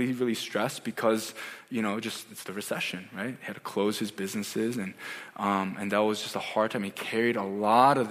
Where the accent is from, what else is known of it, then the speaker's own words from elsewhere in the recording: United States; also born or lived in South Korea; I grew up as an Asian American kid in America